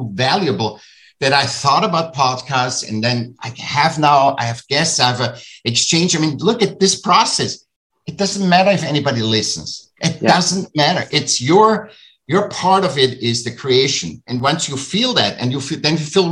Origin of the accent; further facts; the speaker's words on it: Vienna, Austria; I'm from Austria, I'm from Vienna